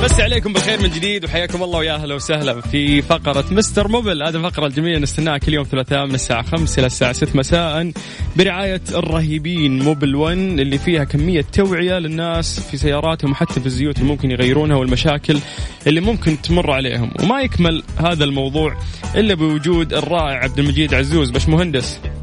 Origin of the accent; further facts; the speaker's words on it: Saudi Arabia; عندنا في السعودية